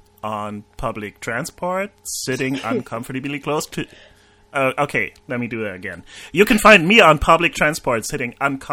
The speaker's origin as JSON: {"language": "English", "country": "Germany", "second_language": "English", "moved": "yes", "said": "I'm from Germany."}